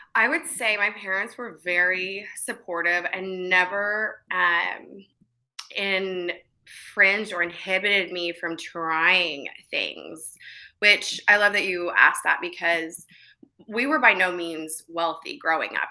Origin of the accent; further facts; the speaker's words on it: Bartlesville, Oklahoma, United States; also born or lived in Virginia; I was born in Virginia, but I was raised in a small town in Bartlesville, Oklahoma.